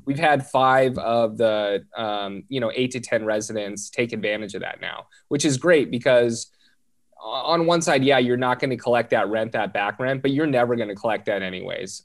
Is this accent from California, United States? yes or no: yes; Southern California, United States; born and raised in Southern California